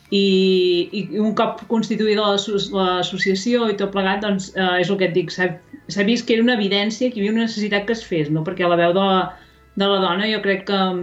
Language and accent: Catalan; Ripollès, Catalonia, Spain; jo soc del, del Ripollès